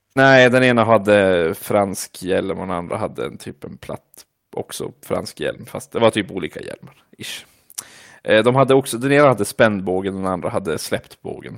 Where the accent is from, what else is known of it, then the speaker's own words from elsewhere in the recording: Vilhelmina, Västerbotten County, Sweden; jag fick mina kompisar hemma i Vilhelmina